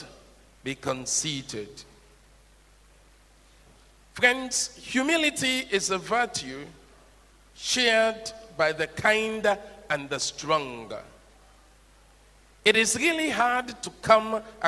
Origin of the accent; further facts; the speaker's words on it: Sierra Leone; now in Ghana; possibly because of my tonation, you know I'm from Sierra Leone